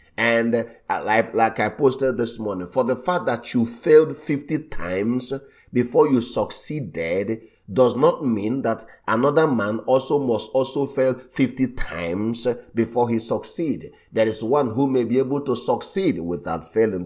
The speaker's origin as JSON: {"language": "English", "country": "Nigeria", "tie": "born or raised there", "said": "I was born in Nigeria just like him"}